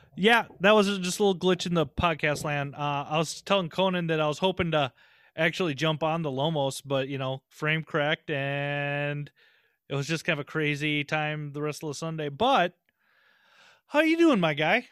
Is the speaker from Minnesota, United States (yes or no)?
yes; St. Paul, Minnesota, United States; I'm from St. Paul